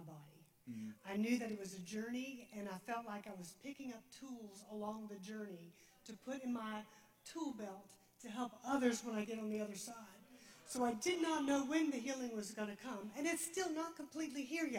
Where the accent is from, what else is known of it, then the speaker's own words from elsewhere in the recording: Darien, United States; we're from Darien